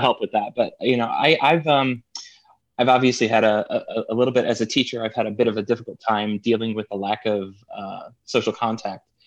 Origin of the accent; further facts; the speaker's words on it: New Jersey, United States; I'm from New Jersey